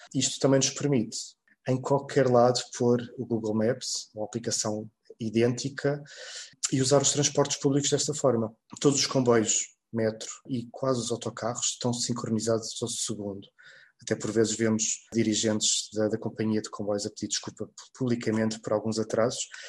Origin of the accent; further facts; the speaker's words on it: Portugal; Nós crescemos cá em Portugal